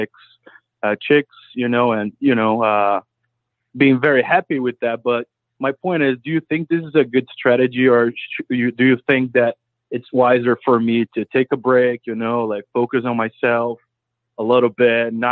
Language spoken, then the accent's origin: English; Brazil; now in New York, United States; I'm from Brazil.